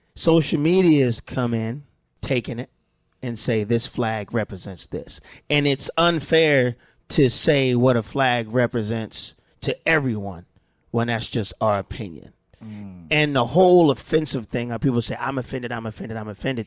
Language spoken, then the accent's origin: English; Delaware, United States; moved away; how I grew up in Delaware, we were the black family and a white family here, Mexican family here